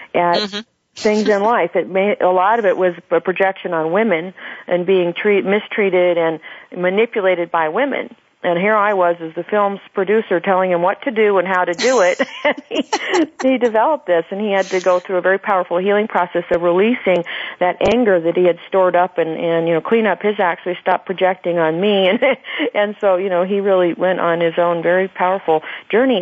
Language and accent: English; Phoenix, Arizona, United States; in my hometown in Phoenix